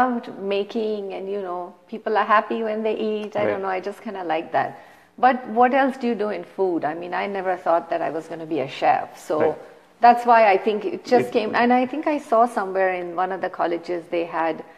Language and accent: English; Mumbai, Maharashtra, India; now in United States; I was born in Mumbai, or Bombay as we used to call it back then